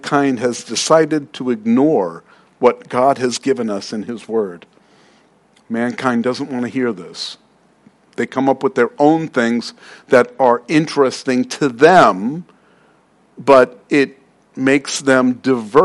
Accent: New York City, New York, United States; I'm from Queens

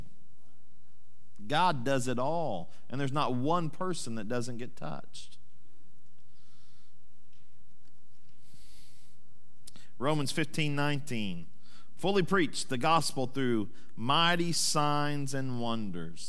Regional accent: Sand Springs, Oklahoma, United States; my hometown, Sand Springs

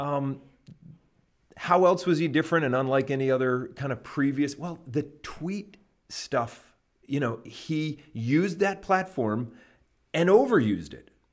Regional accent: Canada; moved away as an adult; now in United States; I grew up in Canada and lived there till I was twenty-six

